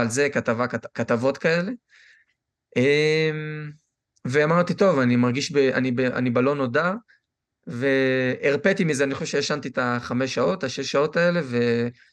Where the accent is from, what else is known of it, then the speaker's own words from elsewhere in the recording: Israel; moved away; אני ישראלי 100%